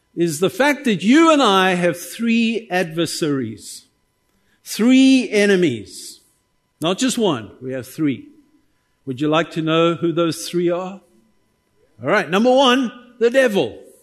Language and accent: English; South Africa; as a South African